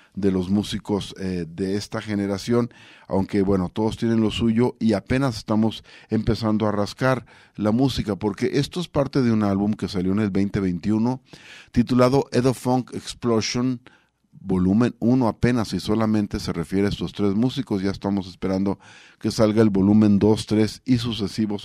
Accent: Mexico

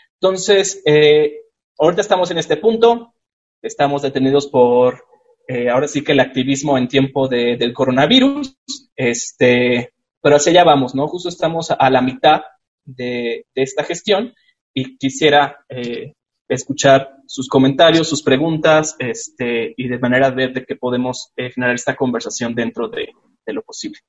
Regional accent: Chihuahua, Mexico; en Chihuahua, de donde soy yo

